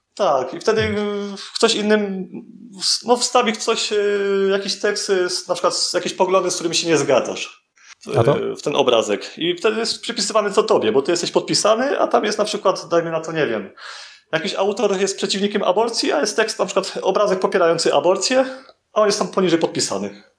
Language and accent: Polish; Bielsko-Biała, Silesian Voivodeship, Poland; now in Tarnów, Poland; pochodzę z Bielska Białej, ogólnie mieszkam w Tarnowie